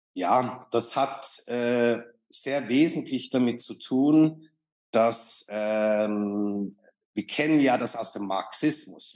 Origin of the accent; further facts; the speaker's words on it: Switzerland; ich bin Schweizer